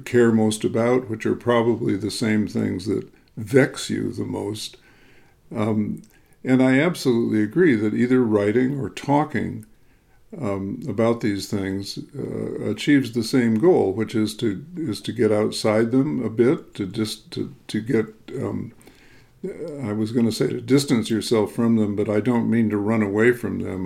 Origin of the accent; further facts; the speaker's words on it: Chicago, Illinois, United States; also born or lived in upper Midwest; I grew up in the Chicago area, so I'm very accustomed to hard winters